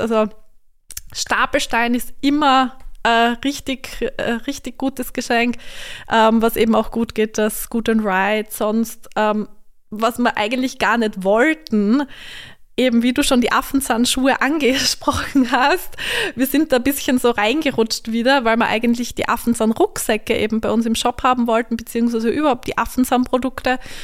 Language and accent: German; Vienna, Austria; moved away as an adult; also born or lived in Graz; now in St. Ruprecht an der Raab, Austria; Ich komme eigentlich aus Wien, bin aber durch meinen Mann in der Steiermark gelandet.